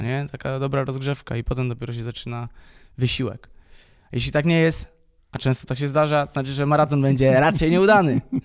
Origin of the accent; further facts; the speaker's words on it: Poznań, Greater Poland, Poland; jestem z Poznania